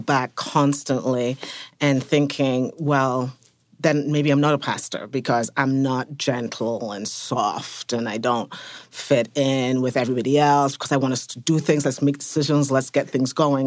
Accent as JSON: {"language": "English", "region": "England", "country": "United Kingdom", "moved": "as an adult", "lives_now": "United States", "said": "from England. I've been in America for about twenty years"}